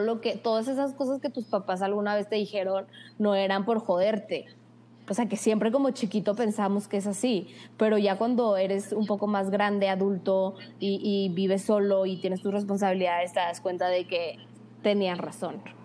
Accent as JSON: {"language": "Spanish", "town": "Torreón", "region": "Coahuila", "country": "Mexico", "also_born_or_lived": "Monterrey", "said": "somos de Torreón. Lagunera 100%."}